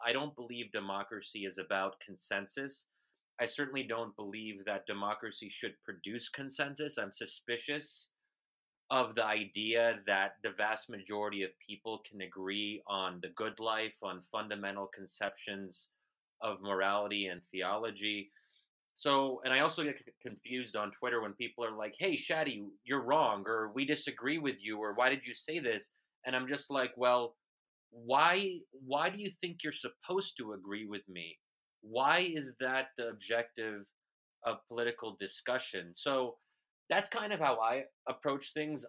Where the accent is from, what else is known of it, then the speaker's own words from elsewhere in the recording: United States; an American Muslim